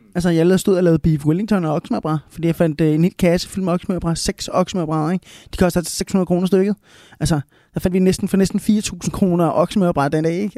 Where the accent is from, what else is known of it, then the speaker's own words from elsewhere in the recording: Smørum, Capital Region of Denmark, Denmark; accent: Copenhagen; first language Spanish; also born or lived in Bogotá, Colombia; now in Copenhagen, Denmark; jeg voksede op derude i Smørum